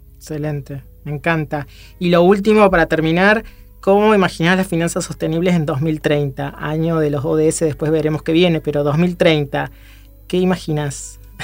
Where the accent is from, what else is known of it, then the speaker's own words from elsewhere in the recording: Córdoba, Argentina; now in Buenos Aires, Argentina; ambos somos cordobeses